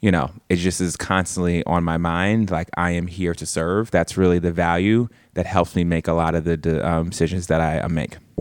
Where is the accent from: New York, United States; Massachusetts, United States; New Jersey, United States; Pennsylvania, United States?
New York, United States; New York City; I'm born and raised in East, um, Harlem.